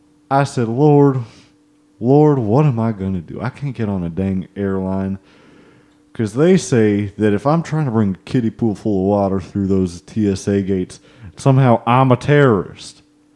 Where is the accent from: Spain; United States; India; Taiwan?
United States; Oklahoma; I'm from Oklahoma, and something about me, where I'm from, part of the culture here, not here, but the royal here, back home.